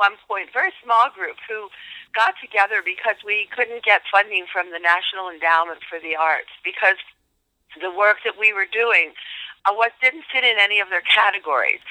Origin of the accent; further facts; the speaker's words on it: near Philadelphia, Pennsylvania, United States; I grew up near Philadelphia, Pennsylvania